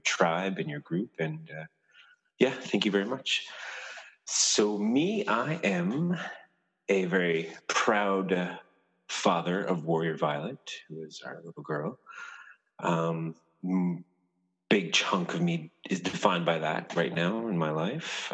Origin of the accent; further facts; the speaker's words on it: Clarke's Beach, Newfoundland and Labrador, Canada; I am from a little town called Clark's Beach. It's uh, around the bay, uh, Newfoundland